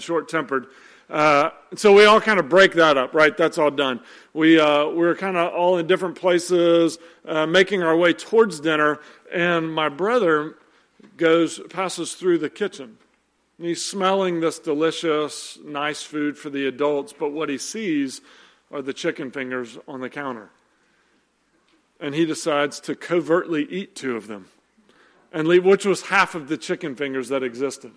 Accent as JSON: {"language": "English", "town": "Nashville", "region": "Tennessee", "country": "United States", "moved": "yes", "said": "we went home to Nashville to do Christmas with my family"}